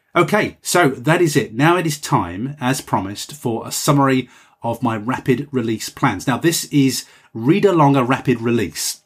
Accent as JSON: {"language": "English", "country": "United Kingdom", "said": "I'm just a Brit"}